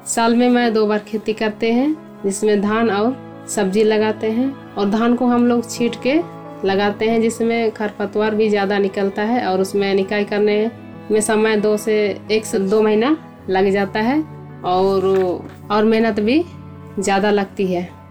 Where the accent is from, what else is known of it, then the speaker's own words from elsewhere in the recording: Sadi village, Murhu block, Khunti district, Jharkhand, India; मेरा गांव सड़ी गांव प्रखंड मुरू जिला खूटी झारखंड के रहने वाली हूँ